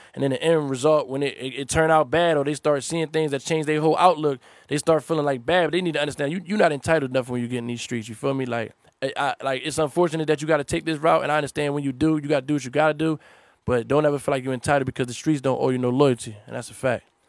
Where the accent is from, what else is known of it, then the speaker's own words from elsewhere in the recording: Philadelphia, Pennsylvania, United States; I'm from North Philly